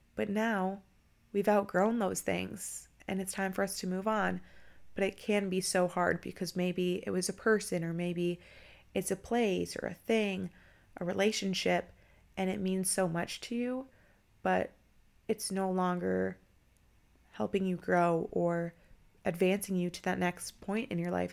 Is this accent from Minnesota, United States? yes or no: yes; Minnesota, United States; now in Tampa, United States; I'm actually from Minnesota